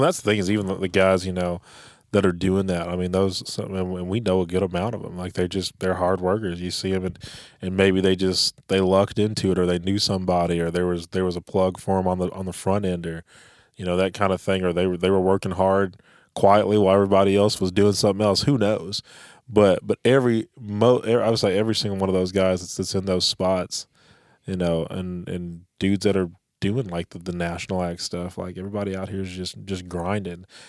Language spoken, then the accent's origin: English; Tulsa, Oklahoma, United States; I'm from Tulsa, Oklahoma